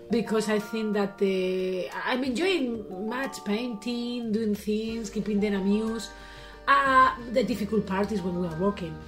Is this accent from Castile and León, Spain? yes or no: yes; León, Castile and León, Spain; English is a second language; We are from Leon